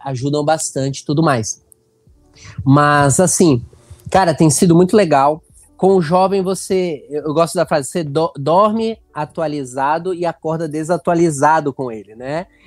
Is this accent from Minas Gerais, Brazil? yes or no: no; Santos, São Paulo, Brazil; moved away as an adult; now in Benevides, Brazil; Eu sou natural de Santos, litoral de São Paulo, mas já estou há 14 anos aqui no norte do Brasil, especialmente no, na região do Pará